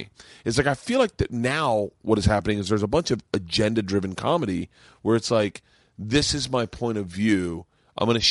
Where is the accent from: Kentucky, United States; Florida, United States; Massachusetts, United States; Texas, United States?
Florida, United States; Tampa; My hometown was in Tampa